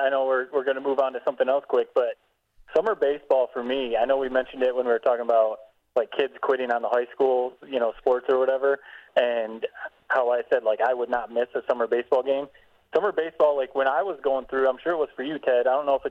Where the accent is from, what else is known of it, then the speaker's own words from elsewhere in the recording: Corona, United States; when I was growing up in Corona, it was the biggest deal.